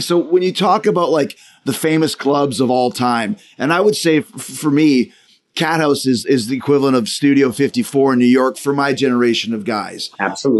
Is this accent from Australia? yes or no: no; Winnipeg, Manitoba, Canada; I'm from Winnipeg